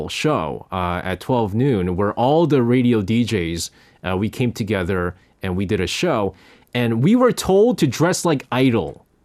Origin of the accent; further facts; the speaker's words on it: New York, United States; I remember I grew up in New York, and so there was a station uh, called Z100.